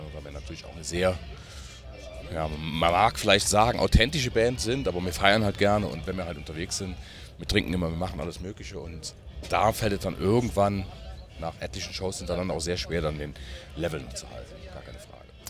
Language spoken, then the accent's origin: German; Germany; ich bin gar nicht weit weg von Brüm, wo ich herkomme